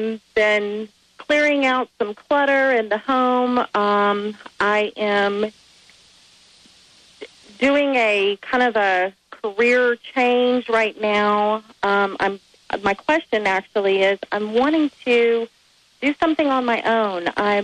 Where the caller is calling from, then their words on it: Texas, United States; Hi, how are you? I'm calling from Texas.